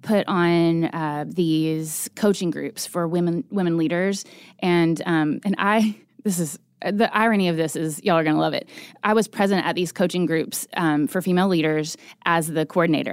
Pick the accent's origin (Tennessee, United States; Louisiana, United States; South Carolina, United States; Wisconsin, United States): Tennessee, United States; Chattanooga; now in Nashville, United States; I am originally from East Tennessee. I grew up in Chattanooga.